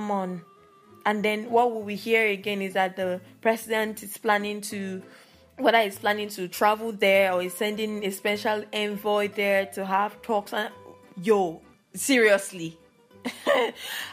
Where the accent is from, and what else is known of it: Nigeria